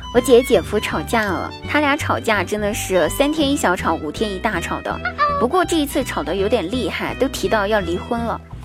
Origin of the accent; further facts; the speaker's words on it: Guizhou, China; 我们家乡代表性的美食呢，叫做，呃 丝娃娃